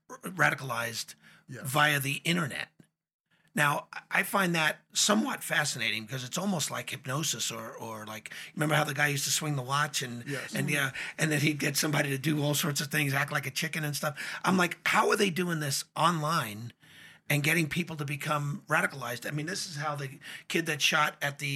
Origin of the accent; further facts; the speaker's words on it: New York, United States; as a New Yorker